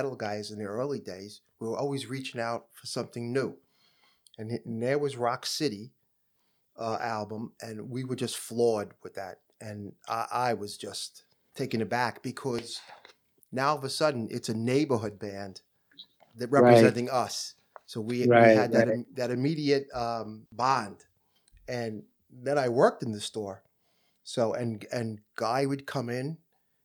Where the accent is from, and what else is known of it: New York City, New York, United States